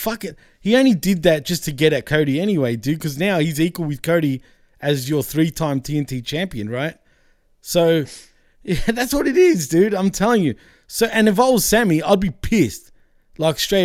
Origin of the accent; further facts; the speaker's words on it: Australia; I'm Australian